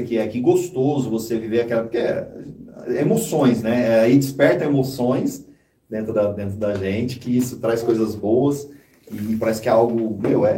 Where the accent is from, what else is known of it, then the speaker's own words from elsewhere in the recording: José Bonifácio, São Paulo, Brazil; now in São Paulo, Brazil; Eu vim de José Bonifácio, então eu cresci ouvindo muito música sertanejo